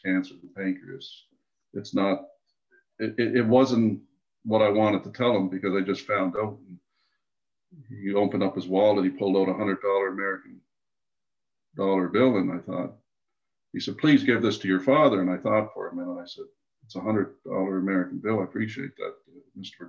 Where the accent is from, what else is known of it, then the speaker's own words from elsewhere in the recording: Canada; I was born on the East Coast.